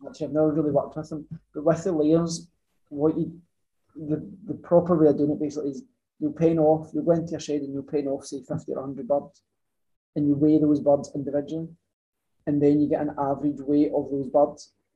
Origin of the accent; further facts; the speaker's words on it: Ayrshire, Scotland, United Kingdom; I'm from Ayrshire originally, always stayed in Ayrshire